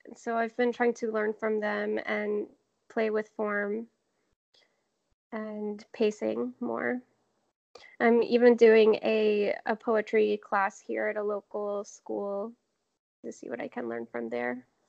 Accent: Jacksonville, Florida, United States; also born or lived in Savannah, Georgia; now in Seattle, United States; I grew up in Jacksonville, and most of my family is in Georgia, in um, about an hour from Savannah.

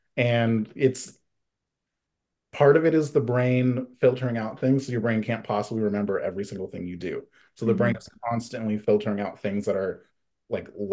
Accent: Central Valley, California, United States; moved away as an adult; also born or lived in San Francisco, United States; now in New York City, United States; I grew up in the Central Valley basically my whole life

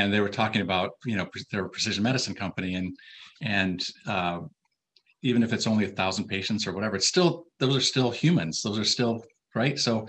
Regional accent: Minnesota, United States; I'm from Minnesota.

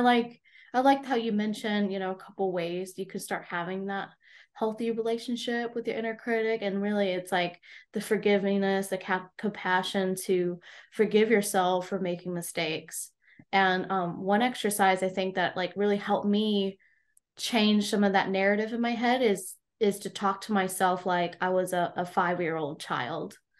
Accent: United States; I was born actually in the States

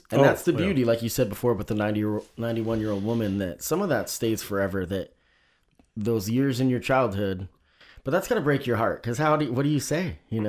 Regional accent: Oregon, United States; growing up in Oregon, sometimes maybe we missed out.

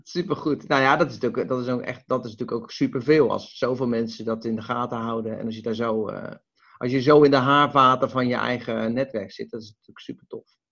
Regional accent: Westland, South Holland, Netherlands; ik kom uit het Westland

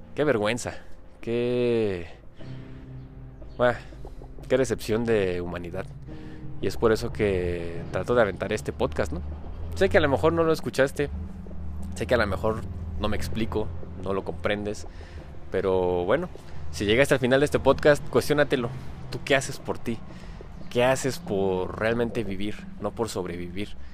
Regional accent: Mexico; aquí en mi país, aquí en México

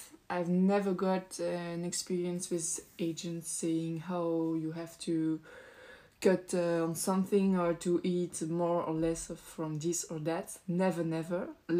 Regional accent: Belgium; from Belgium, so I speak French

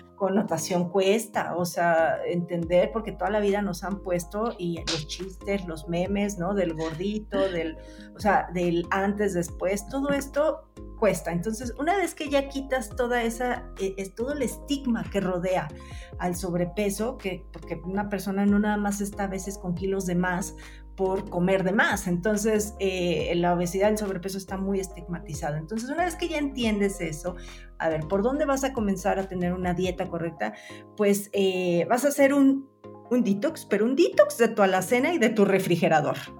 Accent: Mexico; como mexicanos podemos metabolizar mejor

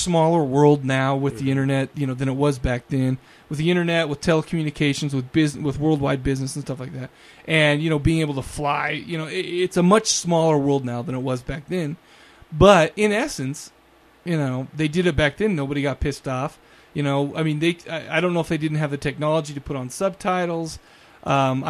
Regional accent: United States

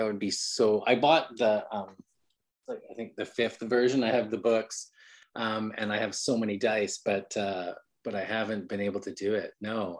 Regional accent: Vancouver, British Columbia, Canada; now in United States; I'm Canadian. I mean, I've been in America for 5 years, but in Canada, we have a really good library.

